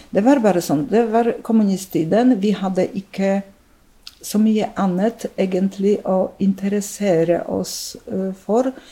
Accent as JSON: {"language": "Norwegian", "country": "Poland", "tie": "born or raised there", "also_born_or_lived": "Drammen, Norway", "second_language": "Norwegian", "moved": "as an adult", "lives_now": "Norway", "said": "jeg eh, er født og oppvokst i Polen og eh, kom til Norge som en voksen person ganske voksen dame, mm. over 30"}